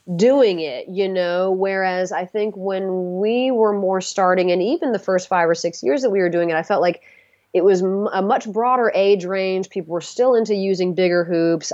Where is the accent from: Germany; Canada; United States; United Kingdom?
United States; the South; I'm from the South